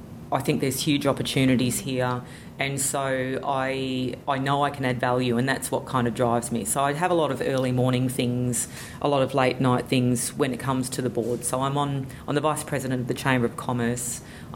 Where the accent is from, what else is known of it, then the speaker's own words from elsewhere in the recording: Sydney, New South Wales, Australia; moved away as an adult; now in Cairns, Australia; I've lived here for just over 25 years. And to be honest, I came from Sydney.